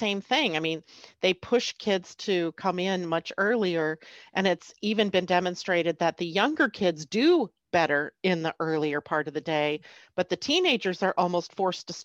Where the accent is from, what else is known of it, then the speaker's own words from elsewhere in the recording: Lakewood, California, United States; also born or lived in Long Beach, California; I grew up there. I went to Long Beach schools.